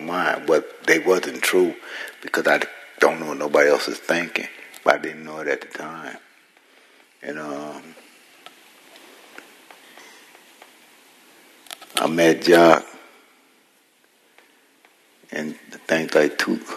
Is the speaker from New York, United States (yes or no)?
no; San Francisco, California, United States; I was born in San Francisco